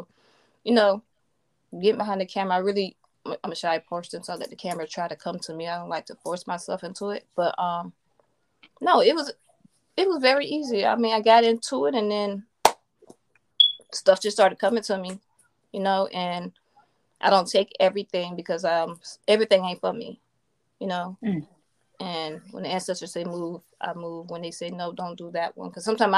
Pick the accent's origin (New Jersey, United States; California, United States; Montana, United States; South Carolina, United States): South Carolina, United States; Florence; Well, I am from South Carolina, Florence, South Carolina. Grew up military brat.